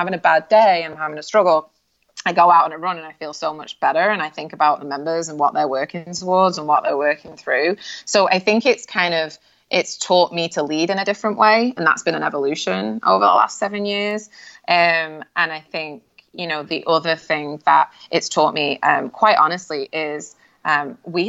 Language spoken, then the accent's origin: English; United Kingdom; I'm British at heart, so like we're pretty reserved anyway